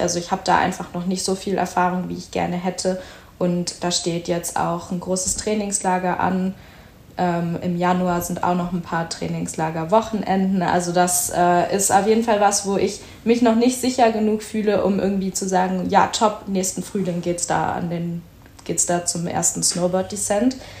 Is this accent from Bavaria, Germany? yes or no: no; Berlin, Germany; moved away; ich komme eigentlich aus Berlin